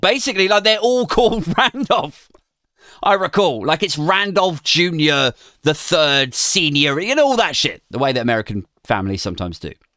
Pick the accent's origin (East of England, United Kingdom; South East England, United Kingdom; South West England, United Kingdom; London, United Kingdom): South East England, United Kingdom; Maidenhead; my hometown of Maidenhead, Berkshire